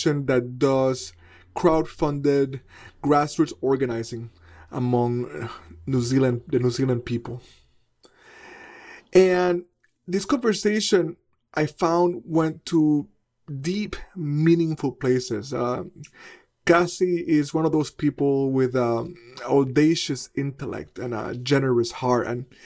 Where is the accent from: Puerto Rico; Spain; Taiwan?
Puerto Rico; I was born in Puerto Rico, one of the last official colonies on Earth